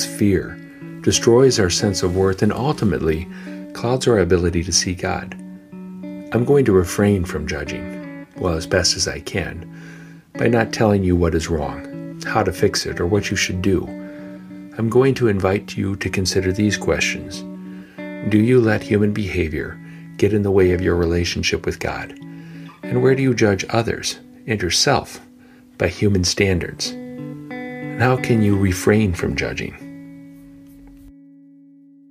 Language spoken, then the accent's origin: English; Painesville, Ohio, United States; my hometown, Painesville, Ohio